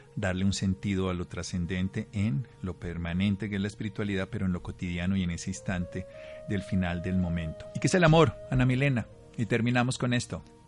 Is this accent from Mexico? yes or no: no; Armero, Tolima, Colombia; mi pueblo, Armero Tolima